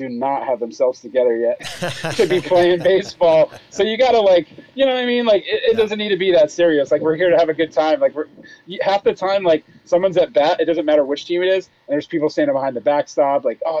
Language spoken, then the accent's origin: English; Northeast, United States; I'm from the Northeast.